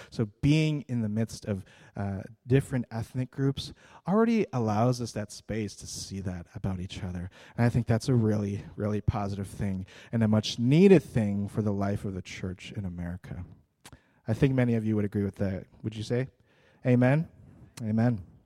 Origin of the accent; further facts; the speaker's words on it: United States